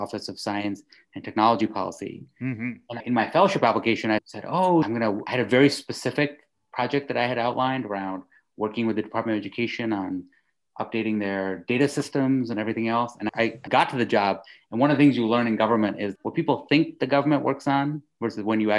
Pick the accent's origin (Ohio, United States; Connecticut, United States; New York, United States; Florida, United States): New York, United States; suburbs of; also born or lived in India / United Kingdom; I was born in India and we left when I was 8. I did 2 years in Britain and then ended up in the suburbs of New York